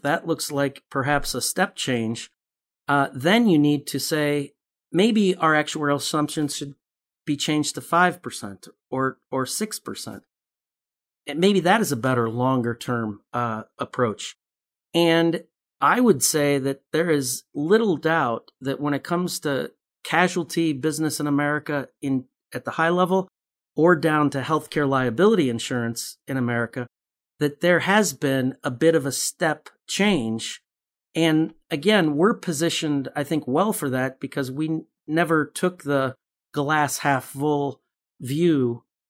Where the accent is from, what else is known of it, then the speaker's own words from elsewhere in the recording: Chicago, Illinois, United States; I grew up in Chicago